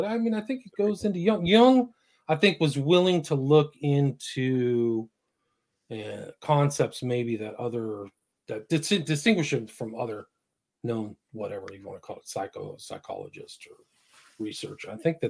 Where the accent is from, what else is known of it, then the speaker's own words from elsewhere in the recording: San Francisco, California, United States; I grew up in San Francisco. So to me, it's like a personal thing.